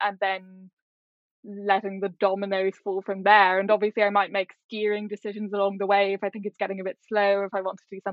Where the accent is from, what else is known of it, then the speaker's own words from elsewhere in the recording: Ireland; moved away as an adult; also born or lived in Singapore / Hong Kong; being Irish